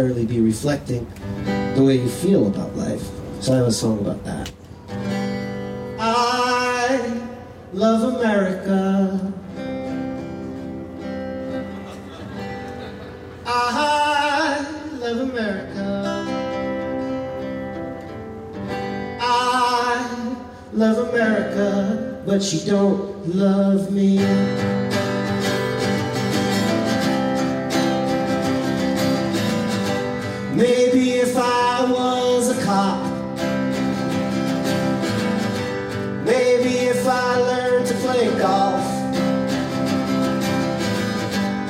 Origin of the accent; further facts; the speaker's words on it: New York City, New York, United States; now in Edinburgh, United Kingdom; I live here now in Edinburgh. I'm from New York City